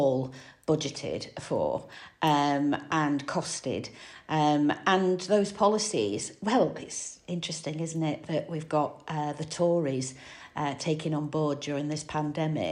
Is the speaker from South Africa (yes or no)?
no; Manchester, North West England, United Kingdom; moved away; I'm from Manchester originally.